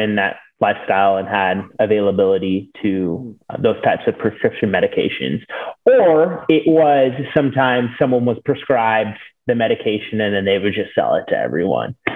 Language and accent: English; Sacramento, California, United States; also born or lived in San Diego, California; I'm from Sacramento, California